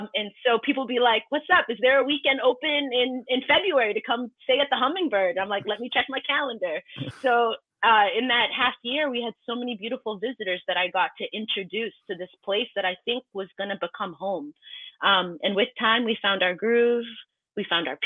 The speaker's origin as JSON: {"language": "English", "area": "Boston area", "region": "Massachusetts", "country": "United States", "tie": "born or raised there", "also_born_or_lived": "Cambridge, Massachusetts / Brockton, Massachusetts", "moved": "as an adult", "lives_now": "Vermont, United States", "said": "originally from the Boston area, Massachusetts, born in and started to raise up in Cambridge, spent a good amount of my time in Brockton, but I've lived in Massachusetts for most of my"}